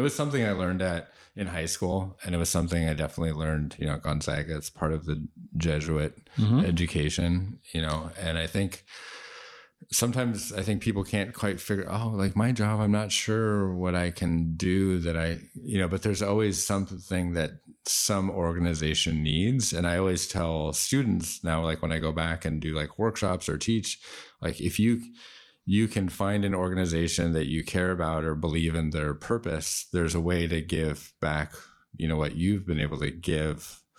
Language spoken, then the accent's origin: English; Seattle, Washington, United States; born there; And it was cool because I was born in Seattle.